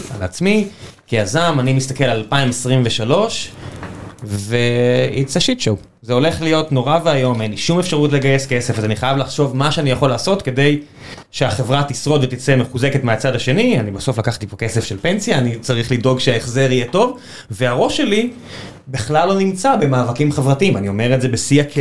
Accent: Beersheba, Southern District, Israel; now in Tel Aviv, Israel; אני גדלתי בבאר שבע

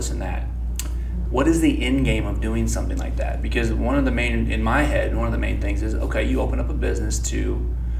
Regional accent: Pleasant Hill, United States; all of us are from here, and we're locally owned

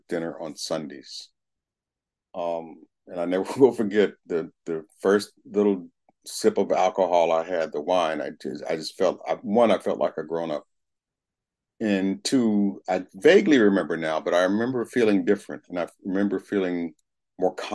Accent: Berkeley, California, United States; I was raised in Berkeley, California. Went through the Berkeley elementary schools

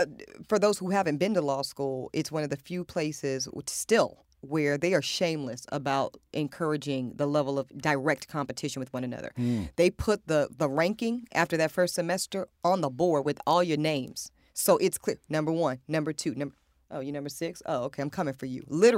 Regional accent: Amite, Louisiana, United States; born there; girl from the rural South originally, and then North Carolina was like a big come up for us because I was born down in Amite, Louisiana

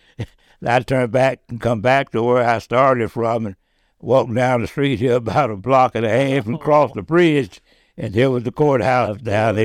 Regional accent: Dickson, Tennessee, United States; I said, "Tennessee."

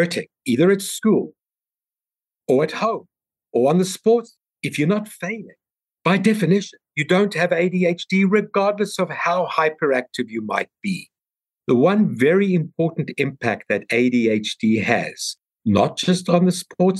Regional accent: South Africa; moved away; my accent because I'm from South Africa

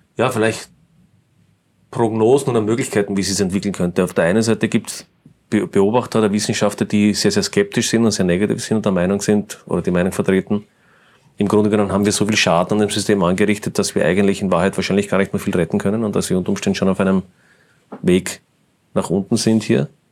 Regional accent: Austria; wir als Österreicher

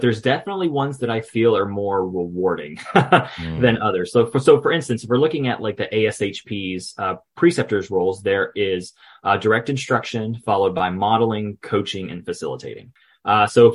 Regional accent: Gainesville, Florida, United States; I'm from Gainesville, Florida.

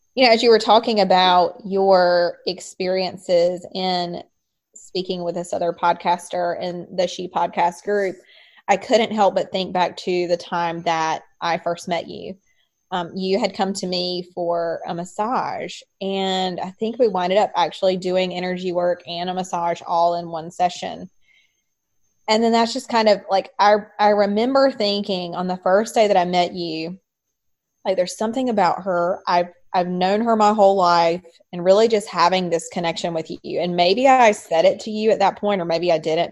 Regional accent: North Carolina, United States; I was raised in North Carolina uh, raised in a Southern Baptist um, home

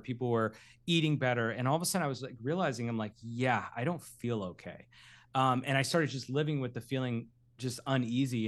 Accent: Derry, New Hampshire, United States; now in Los Angeles, United States; I grew up in Derry, New Hampshire.

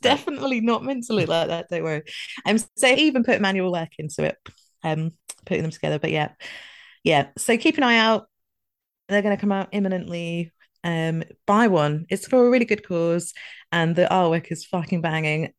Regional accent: Scotland, United Kingdom; moved away; I'm just trying to eat my way back to being Scottish again

